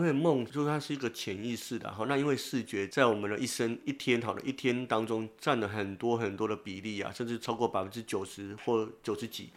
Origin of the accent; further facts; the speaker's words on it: Tainan, Taiwan; 从我们台南老家，从那个国华街